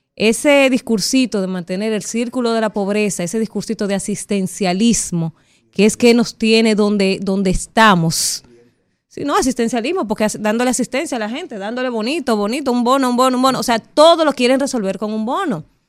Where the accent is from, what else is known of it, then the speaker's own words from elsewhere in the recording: Dominican Republic; como dominicana